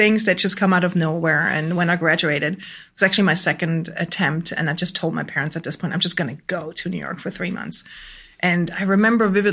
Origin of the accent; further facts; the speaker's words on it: Switzerland; moved away as an adult; also born or lived in Germany; now in Brooklyn, United States; I grew up on the Swiss countryside with two entrepreneurial parents